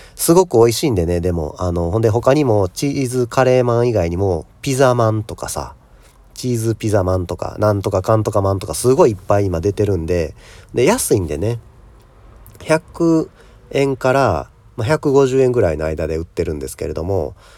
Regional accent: Kansai, Japan; 僕もまあ関西出身

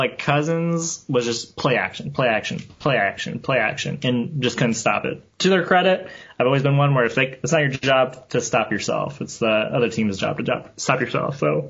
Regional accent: Michigan, United States; moved away; I'm from Michigan originally.

